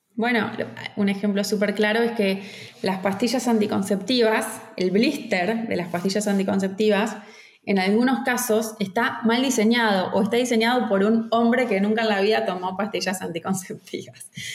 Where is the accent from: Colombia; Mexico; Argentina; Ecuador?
Argentina; me fui sola de Argentina a Venezuela